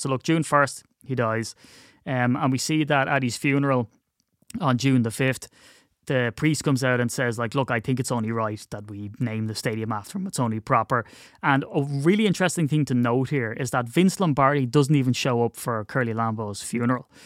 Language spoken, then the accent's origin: English; Ireland; it's difficult being Irish